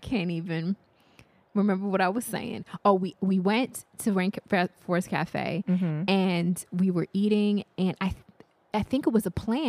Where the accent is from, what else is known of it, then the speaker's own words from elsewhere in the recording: Florida, United States; I'm from Florida, so I've never, you know, it's all flat there and all that other stuff